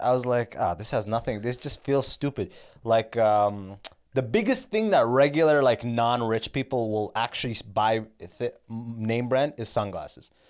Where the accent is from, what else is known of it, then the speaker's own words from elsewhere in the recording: Canada; I'm Canadian